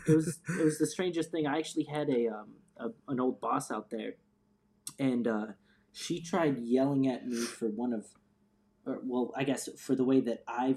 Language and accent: English; North Chicagoland area, Illinois, United States; moved away as an adult; also born or lived in Phoenix, Arizona / Seattle, Washington; I'm originally from the North Chicagoland area